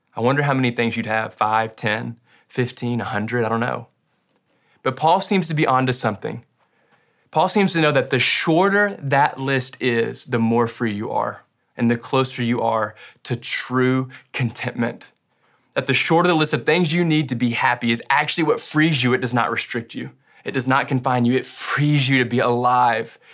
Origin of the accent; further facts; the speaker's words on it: Western Kentucky, United States; I grew up in Western Kentucky